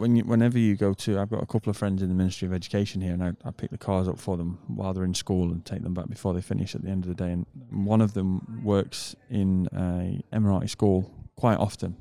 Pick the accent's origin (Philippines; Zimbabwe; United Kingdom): United Kingdom; moved away; I'm a British person